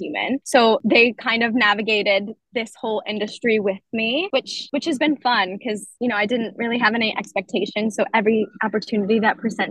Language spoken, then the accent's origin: English; New Orleans, Louisiana, United States; moved away as an adult; I'm from New Orleans